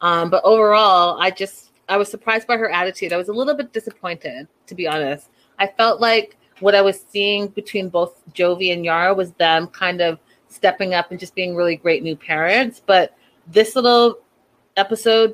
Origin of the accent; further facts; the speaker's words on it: Canada; as a Canadian